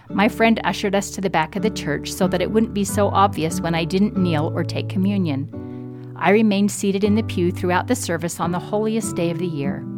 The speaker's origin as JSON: {"language": "English", "region": "Midwest", "country": "United States", "said": "As a Midwesterner in a distinctly New England university, I was often teased about my accent and my lack of knowledge of all things Bostonian."}